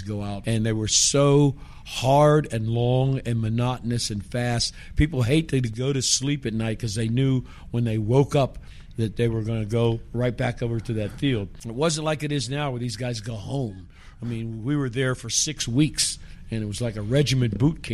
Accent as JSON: {"language": "English", "town": "Pittsburgh", "region": "Pennsylvania", "country": "United States", "tie": "born or raised there", "also_born_or_lived": "West Texas / Miami, Florida", "moved": "as an adult", "said": "I'm from Pittsburgh, but I went to school in Texas."}